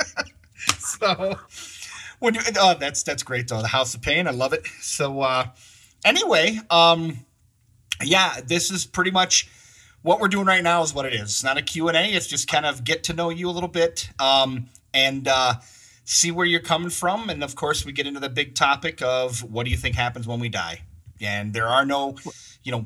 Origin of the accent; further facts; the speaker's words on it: Michigan, United States; moved away as an adult; now in Colorado, United States; we're from Michigan